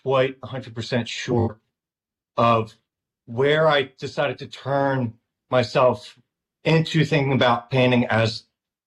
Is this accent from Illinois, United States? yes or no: no; Delaware County, Pennsylvania, United States; We grew up in Pennsylvania in a, I don't know if you know Delco, but it's kind of a synonymous right outside of West Philadelphia